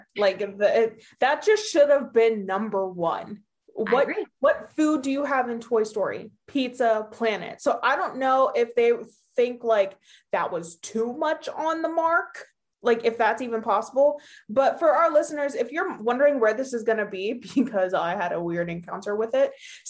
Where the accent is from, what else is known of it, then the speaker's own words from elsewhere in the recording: Hershey, Pennsylvania, United States; I am from Hershey Park in Hershey, Pennsylvania.